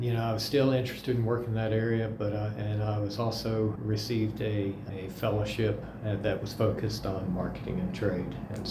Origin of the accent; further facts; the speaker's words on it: Auburn, Alabama, United States; moved away as an adult; also born or lived in Indiana; now in Auburn, United States; I actually grew up in Auburn, Alabama.